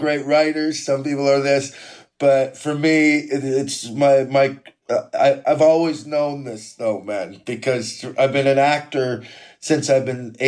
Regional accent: Quesnel, British Columbia, Canada; moved away as an adult; now in United Kingdom; growing up in Quesnel and learning how not to get my head fucking kicked in this small South Park town

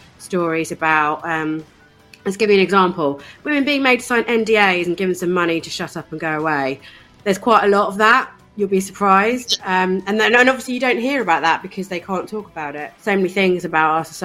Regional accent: East Anglia, East of England, United Kingdom; I grew up in East Anglia, in a really small town on the coast in East Anglia.

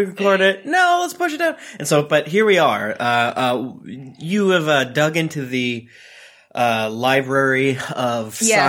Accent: Florida, United States; I'm from Florida.

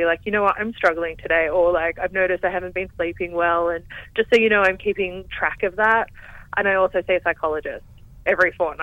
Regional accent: Newcastle, New South Wales, Australia; moved away as an adult; now in Melbourne, Australia; growing up in Newcastle

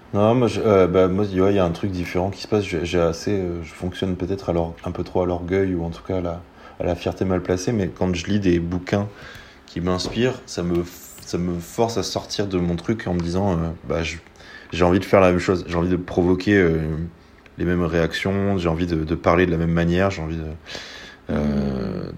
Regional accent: Soulac-sur-Mer, Nouvelle-Aquitaine, France; je viens de Soulac

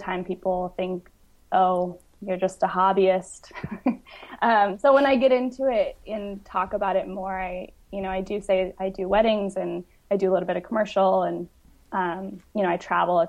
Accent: Grandview, Washington, United States; moved away; I grew up in a really, really small podunk town in Washington. It's about like 3 hours east of Seattle

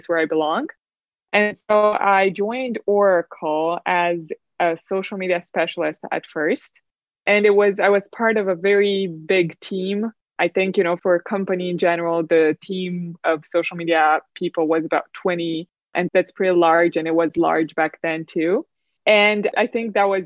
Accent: Romania; So I grew up in Romania, in a small-ish town from Romania

